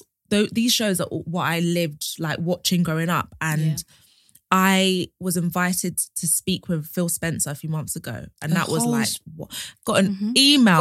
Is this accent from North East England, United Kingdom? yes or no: no; London, United Kingdom; moved away as an adult; now in Essex, United Kingdom; I'm from London. I live in Essex now.